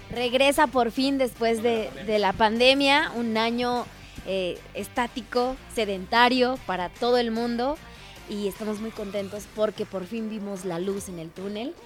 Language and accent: Spanish; Mexico; como buen mexicano